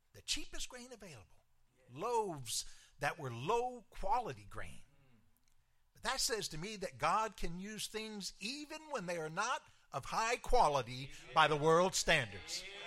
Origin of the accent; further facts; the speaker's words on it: Clarksville, Tennessee, United States; moved away; my hometown, Clarksville, Tennessee